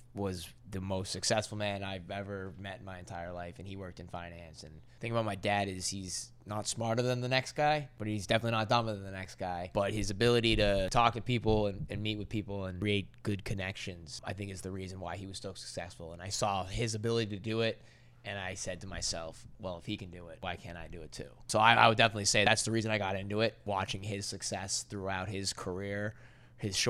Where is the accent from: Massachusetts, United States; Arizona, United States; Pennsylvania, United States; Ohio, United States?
Massachusetts, United States; Attleboro; also born or lived in New York City; Attleboro, Massachusetts, which is my hometown